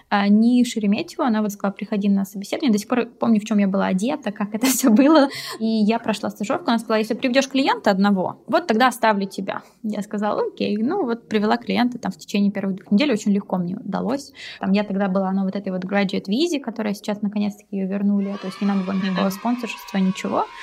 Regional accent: Krasnodar, Krasnodar Krai, Russia; moved away as an adult; also born or lived in London; now in Germany; А, когда мне было 18 лет, я переехала из Краснодара в Лондон. Прожила в Лондоне почти 11 лет, и вот два года назад переехала в Германию.

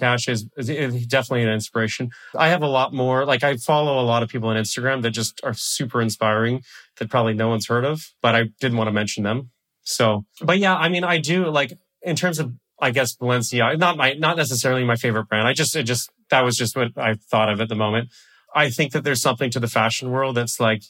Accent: Canada; I am a Canadian

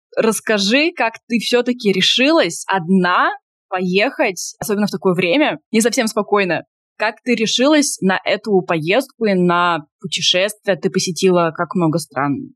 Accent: Tomsk, Tomsk Oblast, Russia; moved away; я тоже из Томска

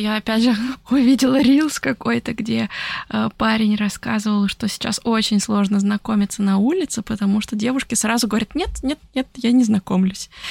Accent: Orenburg, Orenburg Oblast, Russia; moved away; also born or lived in Italy; Это в Оренбурге было, в моем родном городе в России

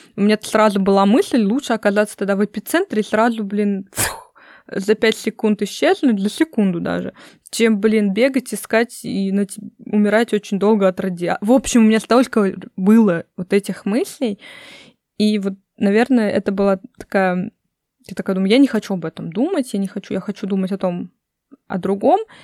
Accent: Russia; also born or lived in United States; я из России

